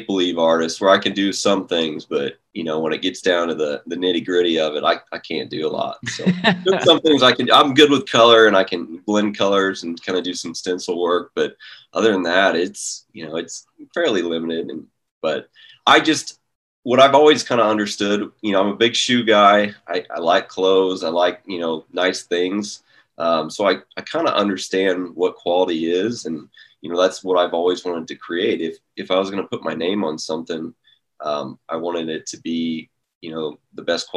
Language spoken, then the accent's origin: English; Overland Park, Kansas, United States; I grew up in Overland Park, Kansas, just a suburb of Kansas City